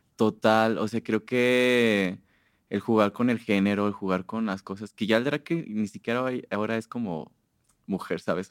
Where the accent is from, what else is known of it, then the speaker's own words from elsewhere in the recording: Purísima del Rincón, Guanajuato, Mexico; now in Guadalajara, Mexico; Purísima de Rincones. Es muy bonito estar en el silencio, o sea, amo estar en el silencio de mi pueblo